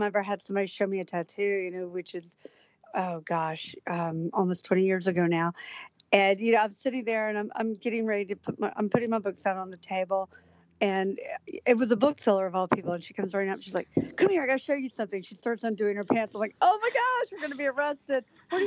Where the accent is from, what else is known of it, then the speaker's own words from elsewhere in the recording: Atlanta, Georgia, United States; I grew up in Atlanta